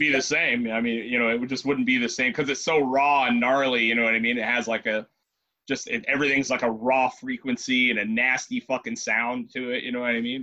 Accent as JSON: {"language": "English", "town": "Ventura", "region": "California", "country": "United States", "said": "We're from Ventura and Oxnard"}